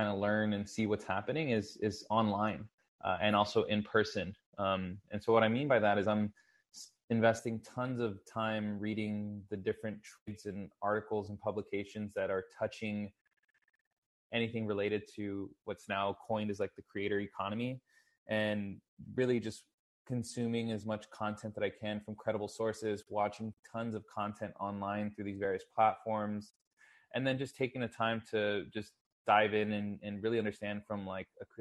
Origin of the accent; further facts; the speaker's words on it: Texas, United States; I'm born and raised in Texas, currently actually living out of San Antonio, Texas.